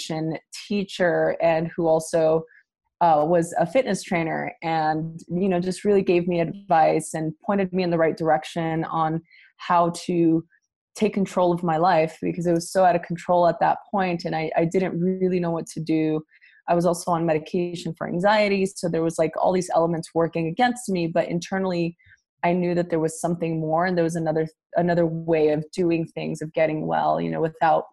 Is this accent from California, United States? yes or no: yes; Los Angeles, California, United States; I am originally from East